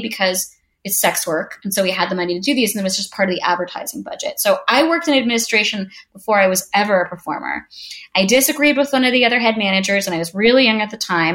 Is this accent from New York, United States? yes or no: yes; New York, United States; I am from New York